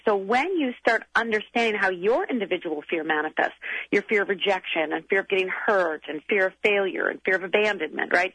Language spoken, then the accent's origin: English; Minnesota, United States; I'm from Minnesota